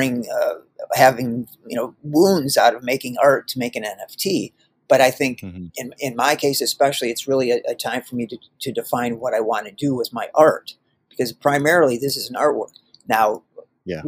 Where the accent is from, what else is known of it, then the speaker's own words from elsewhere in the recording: Ohio, United States; moved away as an adult; also born or lived in Singapore / Asia; now in Toledo, Ohio, United States; I'm from America. I was born in Ohio. I lived in America until I was, 23